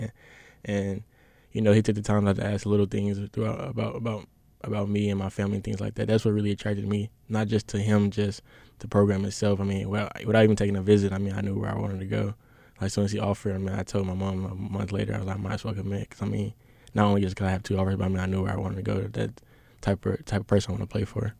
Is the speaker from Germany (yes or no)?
no; Bryant, Arkansas, United States; I'm from Bryan, Arkansas